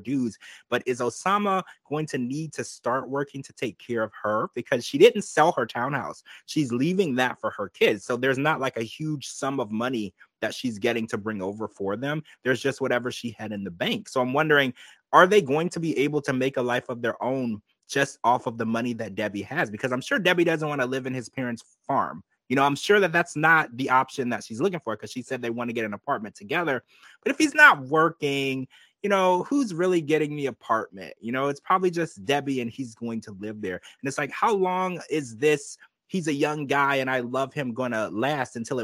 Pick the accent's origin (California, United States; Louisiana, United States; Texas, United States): Louisiana, United States; I grew up in Louisiana